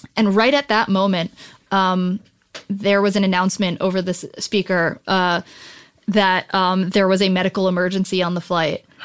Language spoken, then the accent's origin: English; New Jersey, United States; moved away as an adult; now in Los Angeles, United States; I'm from New Jersey originally, but, um, my whole family moved out here, um, after me